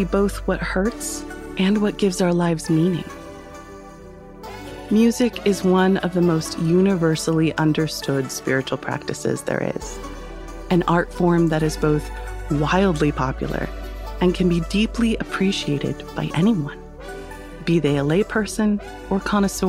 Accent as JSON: {"language": "English", "country": "United States", "said": "as an American girl"}